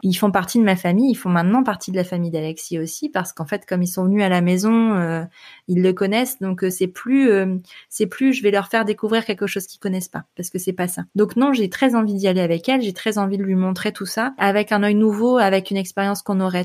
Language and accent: French; northern France, France; moved away as an adult; je viens du nord de la France